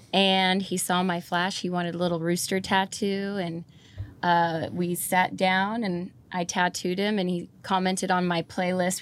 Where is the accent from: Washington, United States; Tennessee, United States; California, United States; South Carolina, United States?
California, United States; Fall River Mills; also born or lived in Watsonville, California; I was born in Watsonville, but I grew up, um, from the second grade on up in a little town called Fall River Mills up by Burney Falls in Northern California